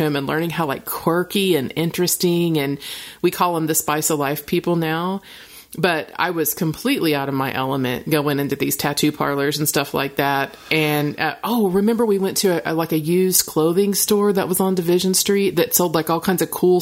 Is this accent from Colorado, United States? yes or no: no; Oklahoma, United States; I'm conservative girl from Oklahoma